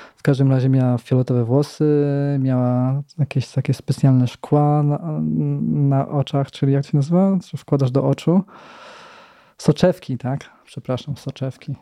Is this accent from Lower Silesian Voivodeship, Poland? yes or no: yes; Radków, Lower Silesian Voivodeship, Poland; bo ja pochodzę z Radkowa